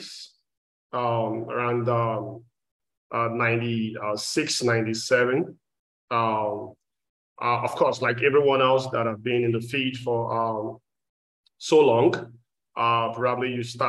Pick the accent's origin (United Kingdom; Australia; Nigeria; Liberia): Nigeria; moved away as an adult; now in Texas, United States; I'm originally from Nigeria. I've been in the state for more than 17 years, based in Texas as well.